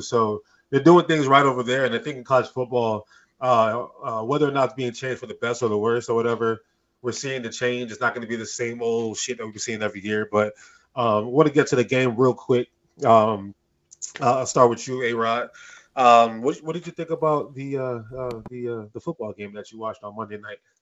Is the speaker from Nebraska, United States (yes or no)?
no; Detroit, Michigan, United States; also born or lived in London, England; I was born overseas in London, England, right? I moved uh, to uh, Detroit, Michigan when I was at the age of two